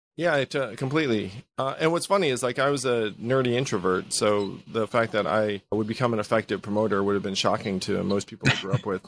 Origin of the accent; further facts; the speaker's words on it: Schenectady, New York, United States; I was born in Schenectady, New York, to a couple of Taiwanese immigrants